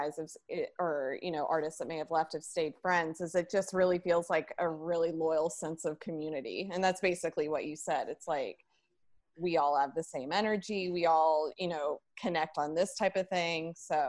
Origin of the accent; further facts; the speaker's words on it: the South, United States; now in New York, United States; I was born and raised in the South, so sometimes I feel almost a little guilty for even being in New York.